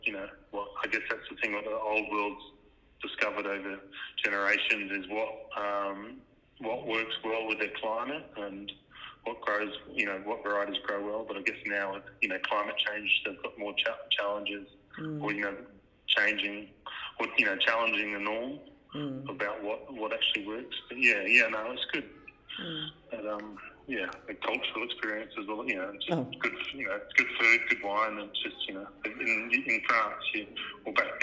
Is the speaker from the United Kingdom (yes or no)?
no; Australia; moved away as an adult; also born or lived in North Canterbury, New Zealand; now in New Zealand; I grew up in Australia.